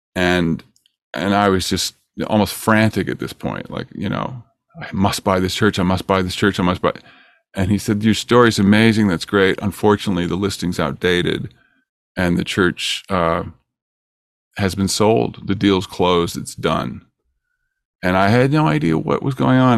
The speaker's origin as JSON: {"language": "English", "town": "Peterborough", "region": "Ontario", "country": "Canada", "tie": "born or raised there", "moved": "as an adult", "lives_now": "California, United States", "said": "I live in California, and I grew up in Ontario, but I, I came here when I was twenty-one years old"}